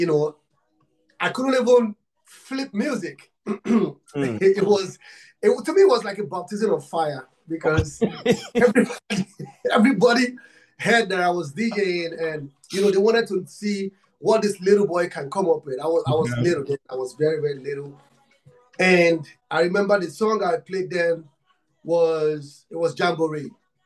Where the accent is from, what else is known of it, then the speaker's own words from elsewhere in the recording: Nigeria; I'm from Africa, Nigeria. I'm from Nigeria